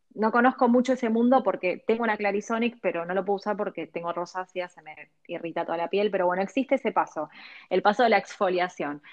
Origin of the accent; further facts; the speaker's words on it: Argentina; also born or lived in Los Angeles, United States; yo nací acá, crecí acá